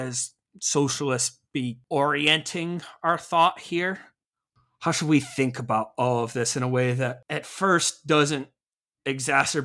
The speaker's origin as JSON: {"language": "English", "town": "Rochester", "region": "New York", "country": "United States", "also_born_or_lived": "Massachusetts", "moved": "as an adult", "said": "I moved from New York to Massachusetts"}